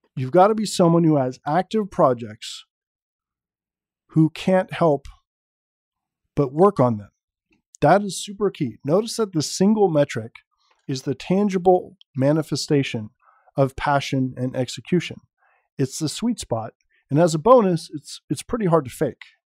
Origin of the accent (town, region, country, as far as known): San Francisco Bay Area, California, United States; born or raised there